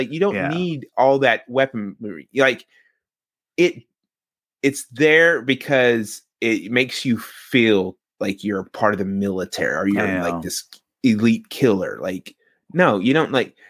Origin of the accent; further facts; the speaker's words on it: Louisiana, United States; Yeah, I learned that the first day I was here, because I came from Louisiana and we put our fucking blinkers on.